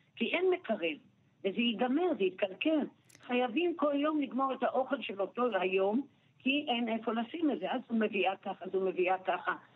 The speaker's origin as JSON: {"language": "Hebrew", "town": "Jerusalem", "region": "Jerusalem District", "country": "Israel", "tie": "born or raised there", "said": "אני נולדתי בנחלאות"}